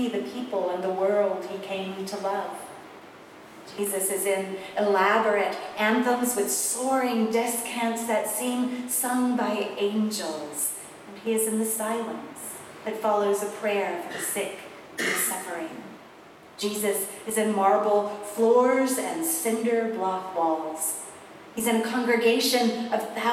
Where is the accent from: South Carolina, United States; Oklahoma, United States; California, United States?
South Carolina, United States; I grew up in South Carolina